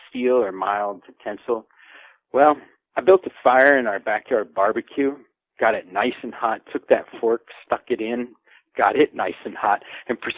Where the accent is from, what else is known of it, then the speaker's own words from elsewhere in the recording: El Salvador; born there; also born or lived in Latin America; I've spent a large part of my life overseas in Latin America. Um, I, uh, I was born in El Salvador, actually a month premature in my parents' bedroom.